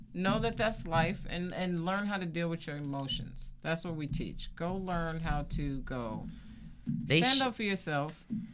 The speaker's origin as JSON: {"language": "English", "country": "United States", "tie": "born or raised there", "said": "I grew up in Jersey, New York."}